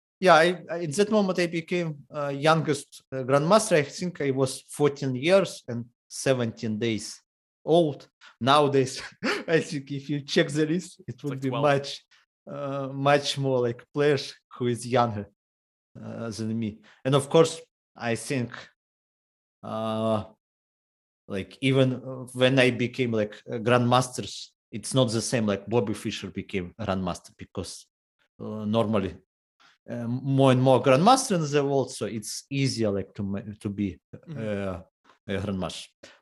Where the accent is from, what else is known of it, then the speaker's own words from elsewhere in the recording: Horlivka, Donetsk Oblast, Ukraine; English is a second language; also born or lived in Kramatorsk, Ukraine; I was born in Horlovka. I moved to another city, to Kramatorsk, when I was 10 years old